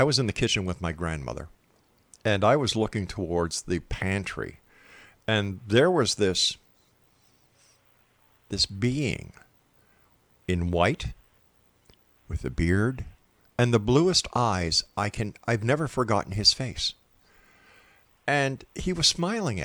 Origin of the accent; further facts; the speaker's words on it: Montreal, Quebec, Canada; Born in Montreal, Quebec, my hometown